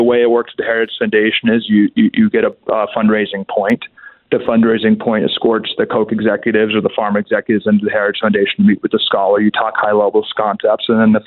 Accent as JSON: {"language": "English", "town": "Washington", "region": "District of Columbia", "country": "United States", "tie": "born or raised there", "said": "I was born and raised in Georgetown"}